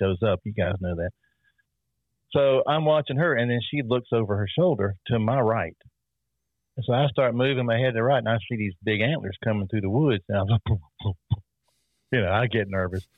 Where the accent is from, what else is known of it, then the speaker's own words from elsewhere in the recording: South Carolina, United States; I'm from South Carolina